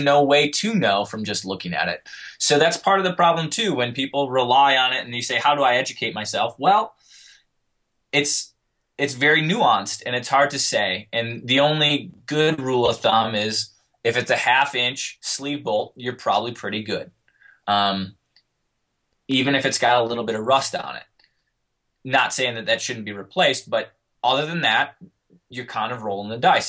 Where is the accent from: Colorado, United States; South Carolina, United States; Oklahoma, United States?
Colorado, United States; I'm from Colorado